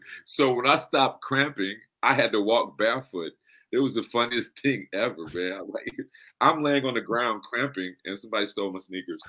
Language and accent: English; United States; I am the American, and JoJo tested this in Bong.